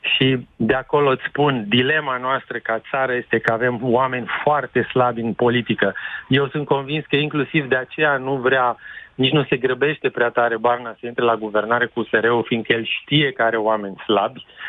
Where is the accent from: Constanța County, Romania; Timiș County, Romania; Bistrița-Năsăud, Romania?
Timiș County, Romania; Timișoara; ca și Timișorean